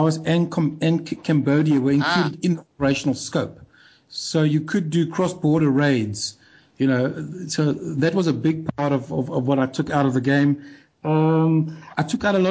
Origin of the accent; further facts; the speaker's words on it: South Africa; I'm South African